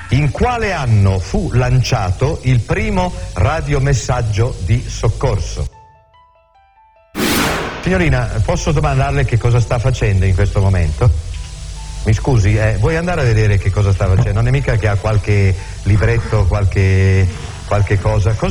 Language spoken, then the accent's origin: Italian; Rignano sull'Arno, Tuscany, Italy; Vengo da un piccolo paese in provincia di Firenze, Rignano sull'Arno.